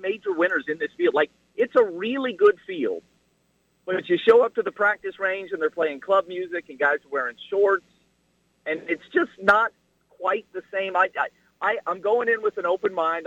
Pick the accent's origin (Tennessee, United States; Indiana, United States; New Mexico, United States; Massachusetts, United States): New Mexico, United States; Albuquerque; now in Tulsa, United States; when I was a kid, I grew up in Albuquerque.